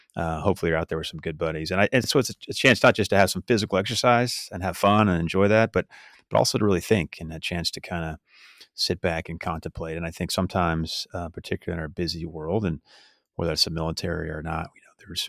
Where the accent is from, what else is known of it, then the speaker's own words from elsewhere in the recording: California, United States; I grew up in California